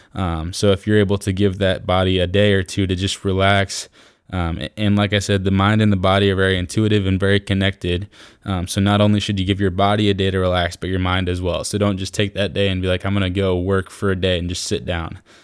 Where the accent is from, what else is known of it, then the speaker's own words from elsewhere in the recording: Iowa, United States; I'm from Iowa